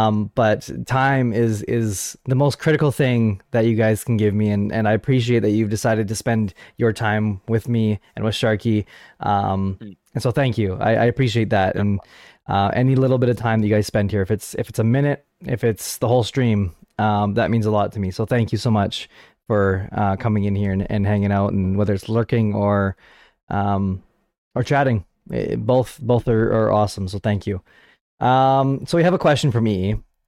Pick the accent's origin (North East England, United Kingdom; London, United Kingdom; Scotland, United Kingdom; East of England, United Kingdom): Scotland, United Kingdom; Well, hi, first off, I'm from Scotland.